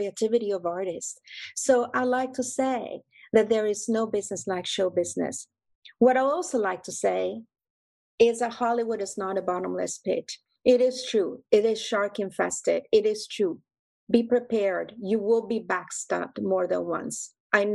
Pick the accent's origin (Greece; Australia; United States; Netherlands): Greece; moved away; my mom, my family roots, my royal blood, growing up in Greece